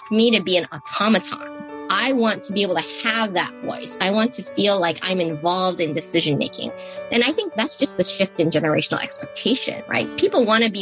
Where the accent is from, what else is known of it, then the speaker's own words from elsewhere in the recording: San Francisco, California, United States; where my parents settled was in a neighborhood in San Francisco called the Bayview District